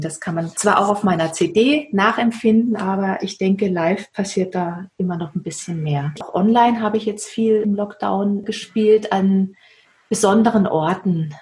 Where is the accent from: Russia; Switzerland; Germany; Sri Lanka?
Germany; Waldshut, Baden-Württemberg; now in Herbolzheim, Germany; ich in Waldshut geboren bin und ich denke, die frühe Kindheit dort, also aufgewachsen im Schmitzinger Tal